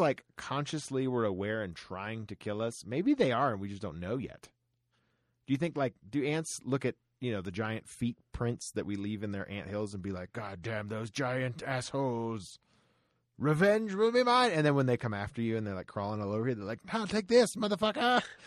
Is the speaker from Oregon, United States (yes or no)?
no; Florida, United States; Growing up in Florida